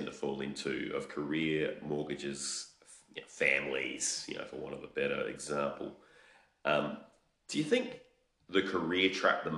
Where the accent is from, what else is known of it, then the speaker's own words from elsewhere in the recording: Australia; I'm Australian